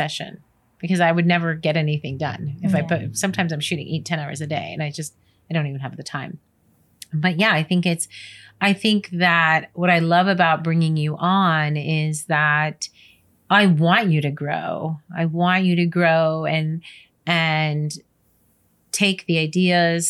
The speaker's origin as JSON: {"language": "English", "region": "New York", "country": "United States", "tie": "born or raised there", "also_born_or_lived": "California", "moved": "yes", "said": "Born and raised in New York"}